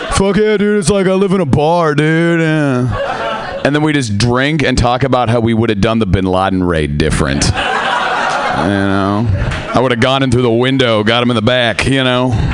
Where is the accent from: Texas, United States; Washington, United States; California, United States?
Washington, United States; Seattle; I am from Seattle